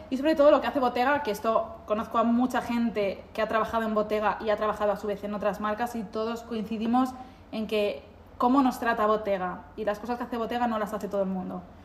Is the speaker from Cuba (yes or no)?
no; Spain; moved away as an adult; now in Milan, Italy; yo vengo de España